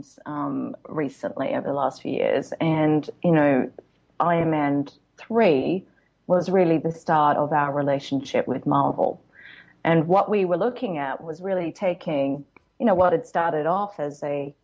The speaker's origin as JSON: {"language": "English", "country": "Australia", "moved": "yes", "lives_now": "Los Angeles, United States", "said": "I come from Australia where there's really only two seasons"}